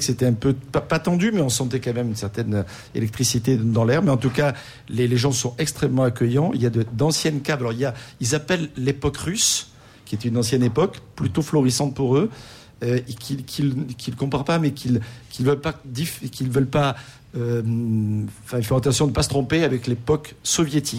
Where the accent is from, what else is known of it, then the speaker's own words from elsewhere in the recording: France; chez nous en France